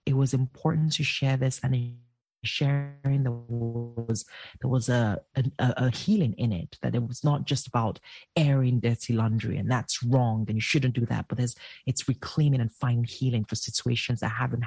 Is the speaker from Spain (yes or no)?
no; Nigeria; I am from that culture. I am Nigerian